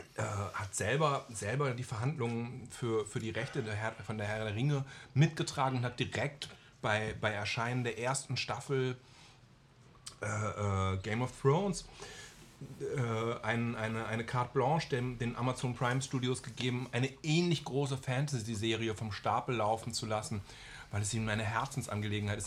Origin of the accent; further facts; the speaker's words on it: Germany; als Deutscher